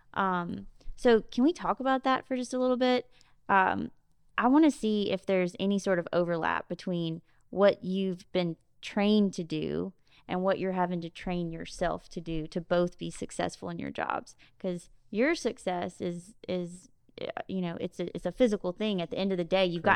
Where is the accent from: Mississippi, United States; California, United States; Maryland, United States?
Mississippi, United States; Jackson; also born or lived in Biloxi; now in Ocean Springs, United States; I'm from Jackson, and we've always had a house in Biloxi. Katrina took that house. I grew up coming down to the coast on the weekends, but I, um, you know, our home base was in Jackson.